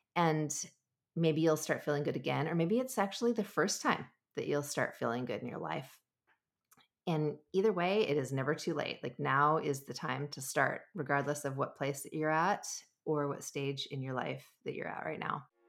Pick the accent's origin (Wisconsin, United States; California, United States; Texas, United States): California, United States; Southern; I grew up in Southern California